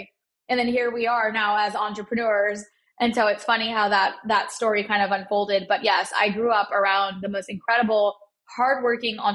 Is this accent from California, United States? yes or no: no; Dallas, Texas, United States; also born or lived in Chicago, Illinois; I was born in Chicago and grew up in Dallas